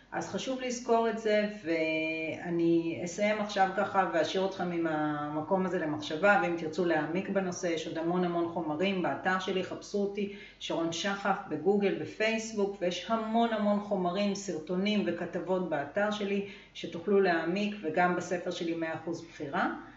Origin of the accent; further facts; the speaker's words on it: Israel; גדלתי בקיבוץ